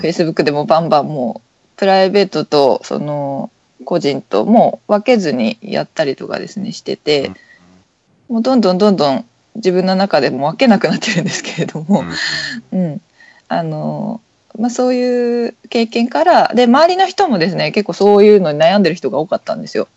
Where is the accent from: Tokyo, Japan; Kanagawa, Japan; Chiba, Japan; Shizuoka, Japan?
Kanagawa, Japan; Kawasaki; 私川崎の人なんですけど